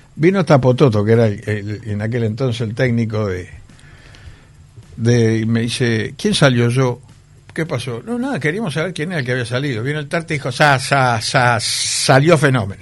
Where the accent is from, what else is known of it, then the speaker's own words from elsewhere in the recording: Montevideo, Uruguay; en donde yo me crié allá en Capurro